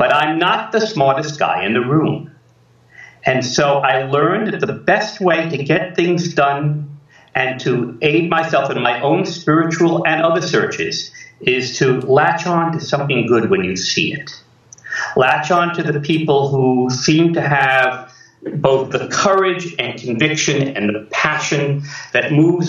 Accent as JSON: {"language": "English", "town": "New York City", "region": "New York", "country": "United States", "tie": "born or raised there", "said": "I grew up in New York City. I was born in the Bronx, grew up in Queens, went to school in Manhattan"}